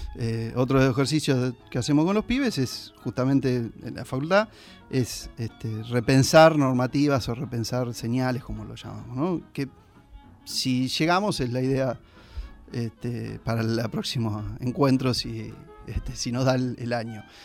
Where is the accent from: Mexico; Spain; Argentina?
Argentina; San Andrés de Giles, Buenos Aires Province; como gilenses, como argentinos